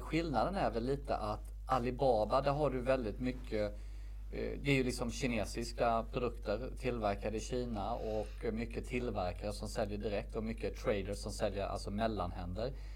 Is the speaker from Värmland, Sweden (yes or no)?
no; Värnamo, Jönköping County, Sweden; moved away as an adult; also born or lived in Stockholm; valde jag flytta hem från Stockholm till min hemstad Värnamo